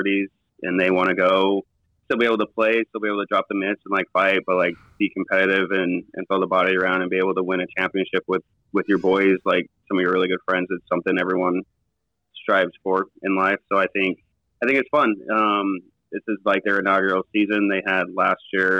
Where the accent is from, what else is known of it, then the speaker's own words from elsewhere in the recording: Utah, United States; grew up in Utah